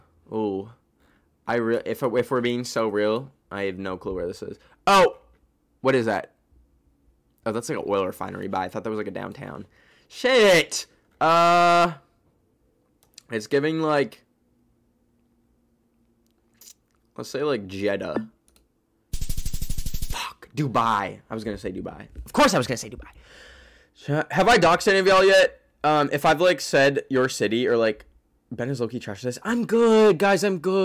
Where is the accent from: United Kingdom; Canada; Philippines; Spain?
Canada; I am from Canada.